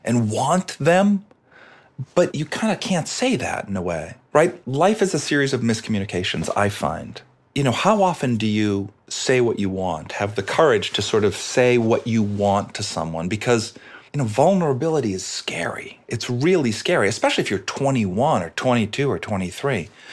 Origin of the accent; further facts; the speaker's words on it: Boston, Massachusetts, United States; I'm Irish from Boston